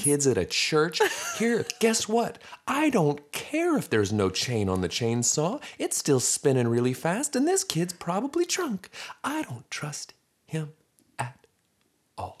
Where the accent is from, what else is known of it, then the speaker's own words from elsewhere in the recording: Stillwater, Oklahoma, United States; We're from Stillwater